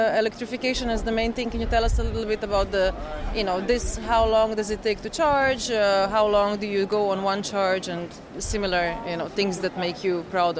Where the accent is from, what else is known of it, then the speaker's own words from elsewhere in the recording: Ljubljana, Slovenia; my hometown, Ljubljana, mm-hmm. Slovenia.